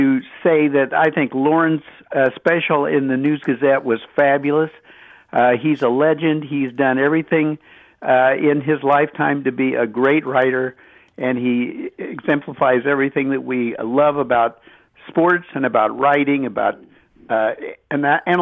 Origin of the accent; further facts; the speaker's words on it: Atwood, Illinois, United States; I grew up in Atwood in the 50s and 60s